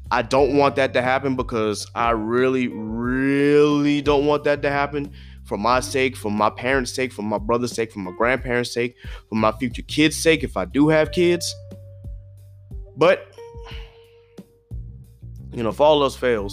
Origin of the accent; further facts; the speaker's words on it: South Carolina, United States; I grew up in Ruby Red, South Carolina